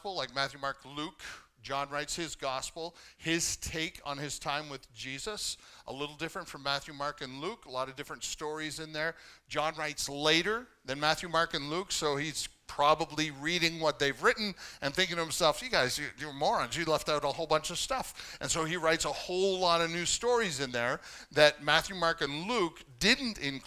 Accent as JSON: {"language": "English", "country": "Canada", "tie": "born or raised there", "said": "growing up as a Canadian"}